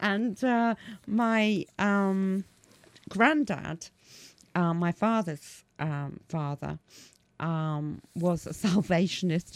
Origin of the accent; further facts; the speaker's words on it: Leamington Spa, West Midlands, United Kingdom; I was born in Leamington Spa.